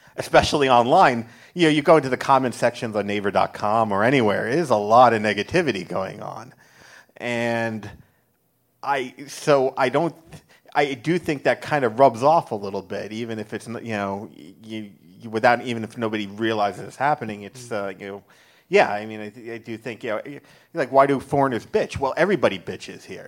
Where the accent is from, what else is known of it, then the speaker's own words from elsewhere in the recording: Long Island, New York, United States; moved away as an adult; now in Seoul, South Korea; I'm from Long Island